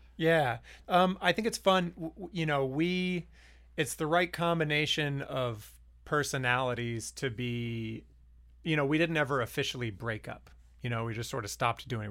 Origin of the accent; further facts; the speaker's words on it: Lynchburg, Virginia, United States; also born or lived in Harrisonburg, Virginia; growing up in Lynchburg, and then I went to college in Harrisonburg